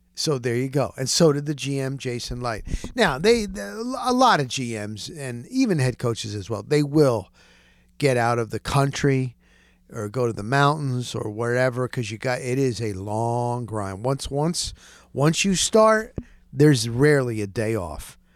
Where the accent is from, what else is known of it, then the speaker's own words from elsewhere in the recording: Dover, New Jersey, United States; moved away as an adult; also born or lived in New York; now in Tampa, United States; I grew up in Dover, Morris County, not far from Florham Park, New Jersey